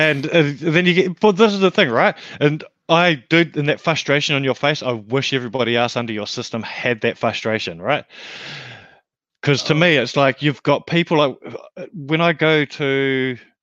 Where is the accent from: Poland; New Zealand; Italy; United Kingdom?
New Zealand; now in Australia; I come from a small country as well. I come from New Zealand, which is paradise.